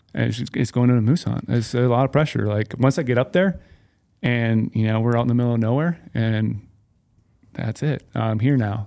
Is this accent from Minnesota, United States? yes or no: yes; Minnesota, United States; moved away; I grew up in Minnesota